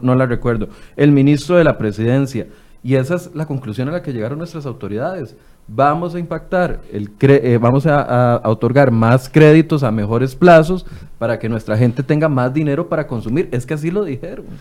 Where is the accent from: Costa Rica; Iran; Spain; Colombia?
Costa Rica; Los ticos somos un reflejo de lo que es nuestro gobierno